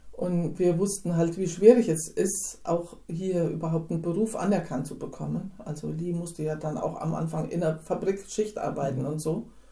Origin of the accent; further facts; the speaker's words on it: Hinterland, Hesse, Germany; ich bin im Hinterland aufgewachsen